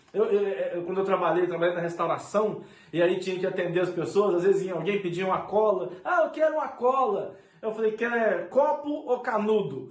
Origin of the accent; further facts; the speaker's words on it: Brazil; moved away as an adult; now in Portugal; sou do Brasil